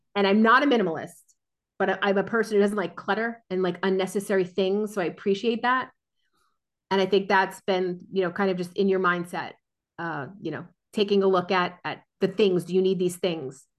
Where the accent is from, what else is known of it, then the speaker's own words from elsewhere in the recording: New Jersey, United States; I grew up in New Jersey, born and raised in New Jersey